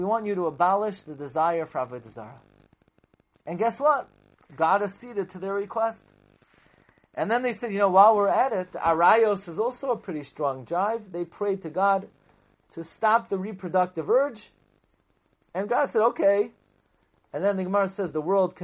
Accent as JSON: {"language": "English", "town": "New York City", "region": "New York", "country": "United States", "tie": "born or raised there", "also_born_or_lived": "Boro Park, New York / Kew Gardens Hills, New York", "said": "growing up in Flatbush, and even in Bar Park I never saw things like that. And even I lived in Kew Garden Hills"}